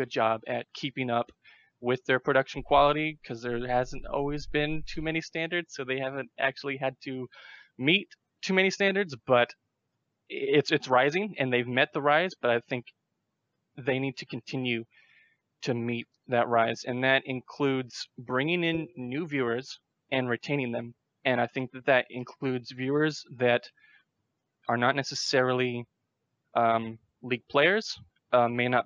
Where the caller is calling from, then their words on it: South Bend, Indiana, United States; I'm calling from South Bend, Indiana